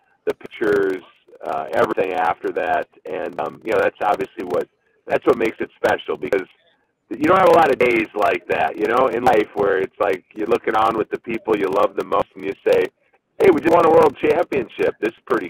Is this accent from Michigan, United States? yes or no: no; Minnesota, United States; also born or lived in Baltimore; I was born in Minnesota. I got to play here for 11 years. I live back in Minnesota